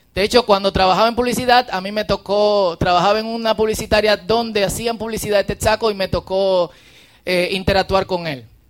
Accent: Dominican Republic; accent: Dominican; un buen dominicano

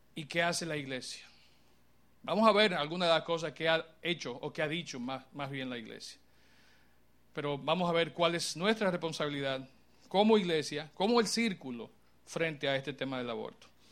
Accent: Dominican Republic; como país, como pueblo, como personas dominicanas

